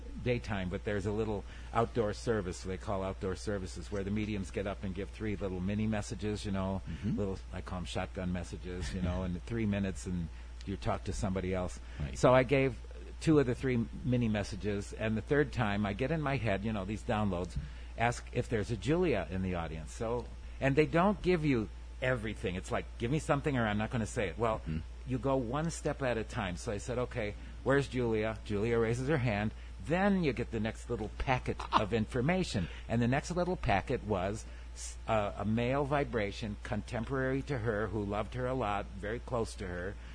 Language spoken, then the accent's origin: English; Dunkirk, New York, United States; I grew up in Dunkirk, which is 9 miles down the road